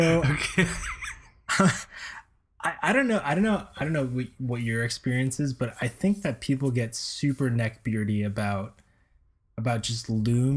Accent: Florida, United States; we grew up in Florida

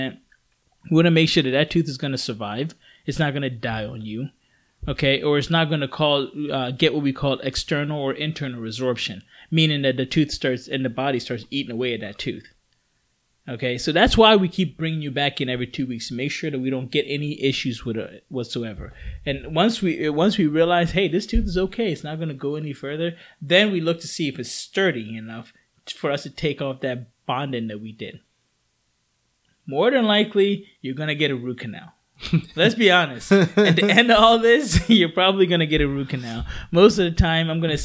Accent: Philadelphia, Pennsylvania, United States; moved away; I came from Philly area.

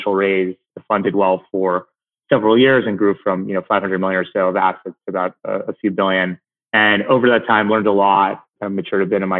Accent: New Jersey, United States; I grew up in New Jersey

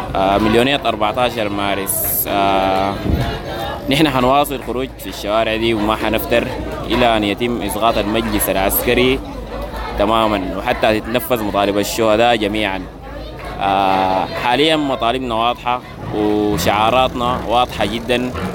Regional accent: Sudan; كشعب سوداني

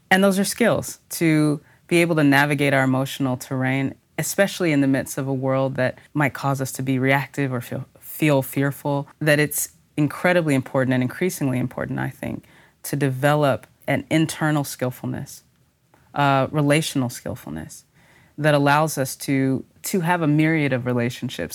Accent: Texas, United States; I'm a Texan in particular

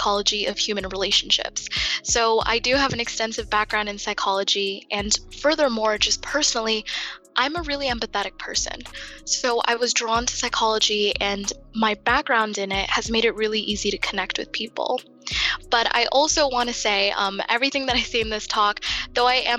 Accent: United States; I myself was born and raised in the United States

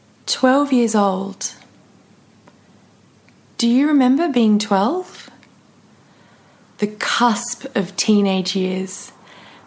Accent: Western Australia, Australia; also born or lived in Perth; I finished high school, left my hometown and moved to the city, to Perth, to start university

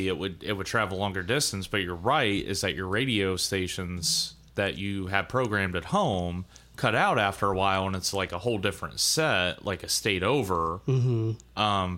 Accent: Ohio, United States; my hometown in Ohio did host the International Ham Convention

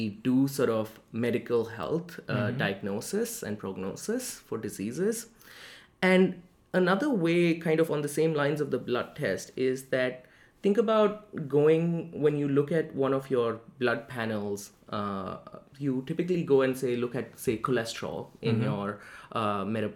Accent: Delhi, India; moved away as an adult; now in New Haven, United States; I was born in Delhi, India, which is the capital of India, and I was born there, I lived there, I was raised there, went to school there, went to college there, did pretty much everything in Delhi before moving to New Haven.

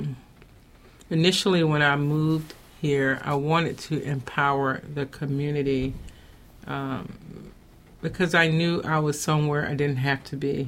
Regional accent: North Carolina, United States; moved away as an adult; also born or lived in New Jersey / Charlotte; now in Baltimore, United States; originally, I'm from North Carolina

